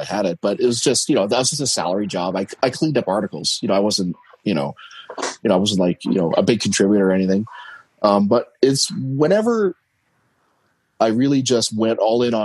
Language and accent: English; Canada; I'm Canadian